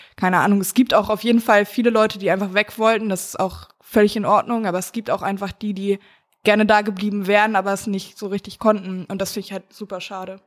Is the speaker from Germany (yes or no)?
yes; Mecklenburg-Vorpommern, Germany; ich komme ja aus dem Süden Mecklenburgs